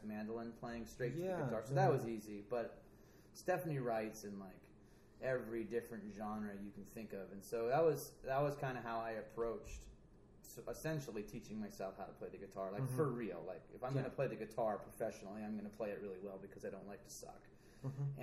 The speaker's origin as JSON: {"language": "English", "town": "South Pasadena", "region": "California", "country": "United States", "tie": "born or raised there", "said": "I was raised in South Pas"}